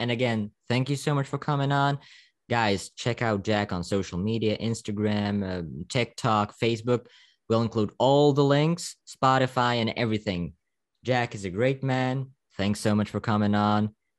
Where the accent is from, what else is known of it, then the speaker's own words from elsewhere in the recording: Slovakia; English is a second language; To all of you people in Ukraine, stay safe for sure. I'm from Slovakia. I'm in a NATO country.